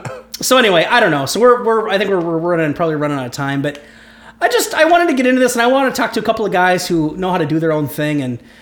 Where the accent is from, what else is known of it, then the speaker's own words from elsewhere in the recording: Ohio, United States; now in Minnesota, United States; I'm from Ohio.